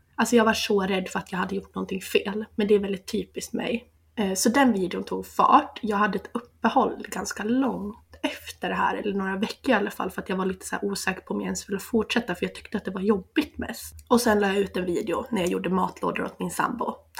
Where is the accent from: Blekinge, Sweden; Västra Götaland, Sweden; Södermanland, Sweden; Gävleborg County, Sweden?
Gävleborg County, Sweden; Sandviken; jag är 26 år, tvåbarnsmamma ifrån Sandviken.